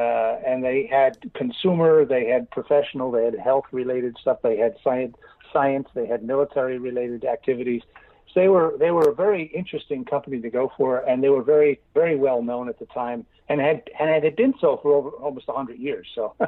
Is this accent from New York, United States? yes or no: yes; Brooklyn, New York, United States; one of the great things about growing up in Brooklyn is that people, very high concentration of people